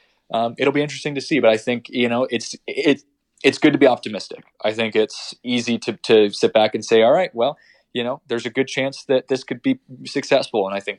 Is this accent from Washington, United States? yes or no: yes; Seattle, Washington, United States; I grew up in Seattle, where half of the people I went to school with all went off to Washington State